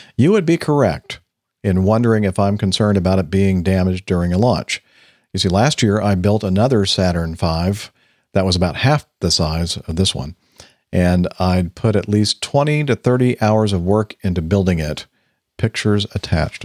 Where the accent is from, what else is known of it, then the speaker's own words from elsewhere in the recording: Los Alamitos, California, United States; where I grew up in Los Alamitos.